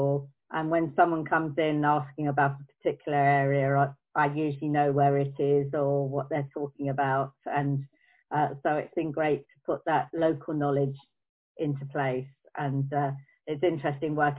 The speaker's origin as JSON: {"language": "English", "town": "Croydon", "region": "London", "country": "United Kingdom", "tie": "born or raised there", "said": "I'm a Croydonian. I was born and bred in Croydon."}